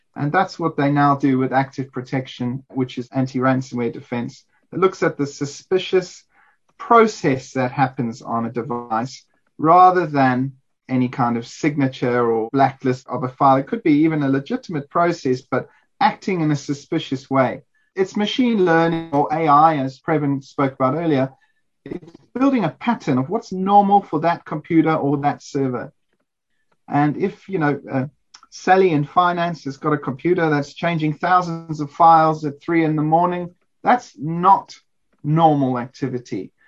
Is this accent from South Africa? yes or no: yes; South Africa; as a South African